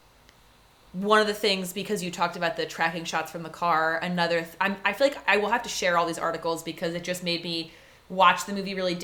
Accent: Wilmington, Delaware, United States; I grew up in Wilmington, Delaware

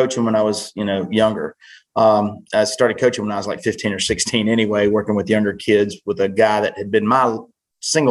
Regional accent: Winston-Salem, North Carolina, United States; I grew up near South Fork

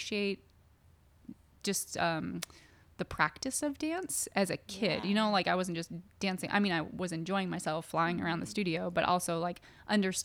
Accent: Connecticut, United States; also born or lived in Buffalo, New York; now in Eugene, United States; I was born in Buffalo, New York, but I grew up in Connecticut

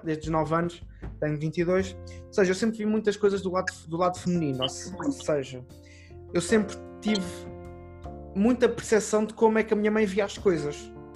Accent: Portugal; eu sou português

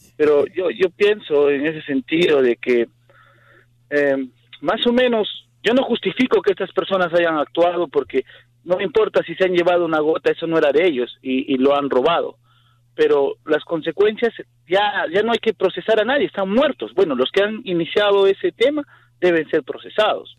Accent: Peru; moved away; yo soy de Sudamérica, yo soy de Perú

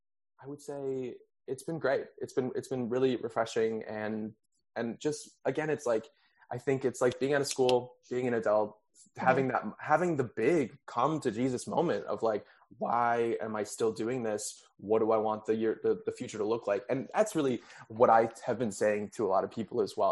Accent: Wisconsin, United States; moved away as an adult; also born or lived in Texas / New York; now in Los Angeles, United States; I moved from Texas to Wisconsin

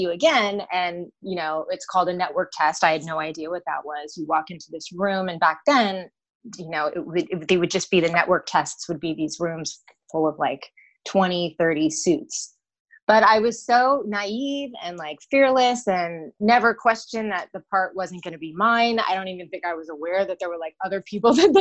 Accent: Los Angeles, California, United States; I am born and raised in Los Angeles, believe it or not, in a suburb

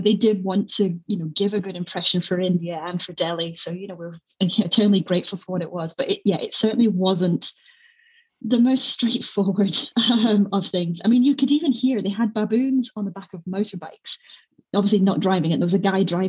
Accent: Scotland, United Kingdom; There's just something quite nice because, you know, we are a small nation. We're quite feisty

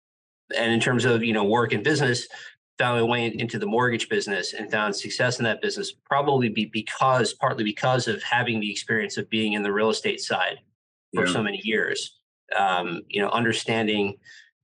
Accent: New York City, New York, United States; moved away as an adult; also born or lived in London / Dubai / Shanghai; now in South Florida, United States; I'm from New York City, and I had been living and working there

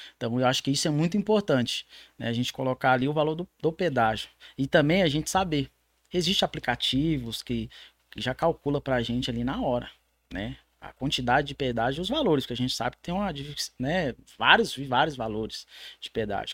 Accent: São Paulo, Brazil; now in Minas Gerais, Brazil; sou lá do estado de São Paulo.

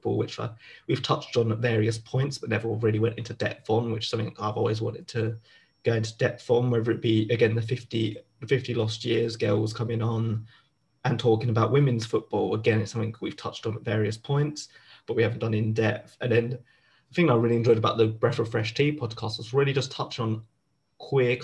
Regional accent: London, United Kingdom; accent: Southeast London; my full Southeast London accent

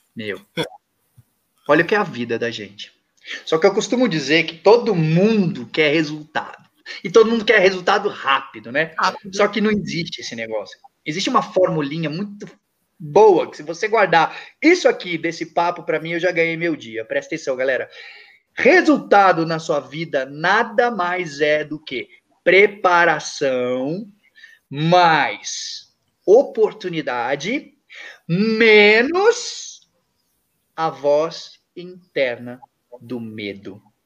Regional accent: Brazil; quando eu nasci, sem braços, sem pernas, no Brasil

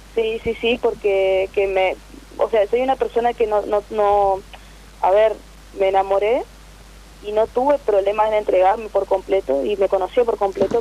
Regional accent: Resistencia, Chaco, Argentina; Soy de Chaco, Resistencia

